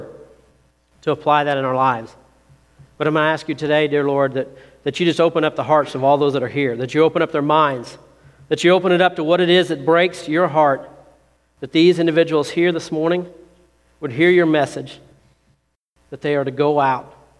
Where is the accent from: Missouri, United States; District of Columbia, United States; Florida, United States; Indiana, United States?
Indiana, United States; Seymour; I grew up down in Seymour